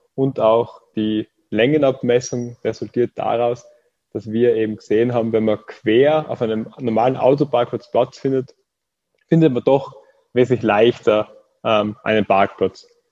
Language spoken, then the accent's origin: German; Austria; now in Graz, Austria; Ich bin aus Österreich und studiere in Graz